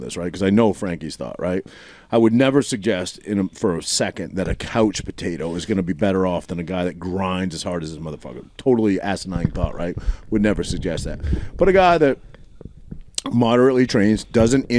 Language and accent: English; Maine, United States; moved away; I grew up in Maine, so all my buddies that I graduated with high school up there